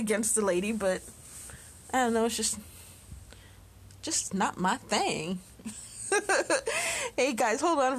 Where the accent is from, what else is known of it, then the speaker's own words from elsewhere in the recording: Chicago, Illinois, United States; I grew up in Chicago